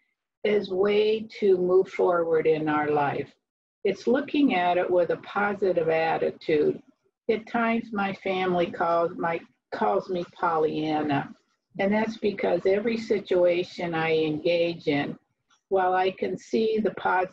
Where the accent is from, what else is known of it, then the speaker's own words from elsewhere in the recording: below Erie, Northwest Pennsylvania, United States; moved away as an adult; also born or lived in North Carolina; now in Avon Lake, United States; We are not from North Carolina. We are from Northwest Pennsylvania below Erie. in the Lake Erie area.